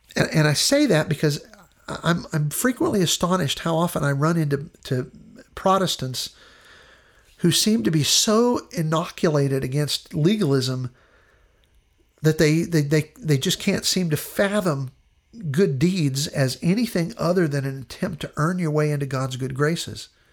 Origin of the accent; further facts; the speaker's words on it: Western Pennsylvania, United States; where I grew up in Western Pennsylvania